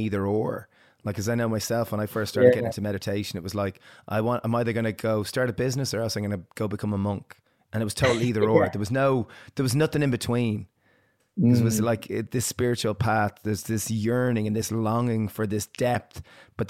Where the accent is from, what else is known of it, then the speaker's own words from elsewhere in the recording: Ireland; growing up in Ireland, we were, you know, it was in a Catholic little culture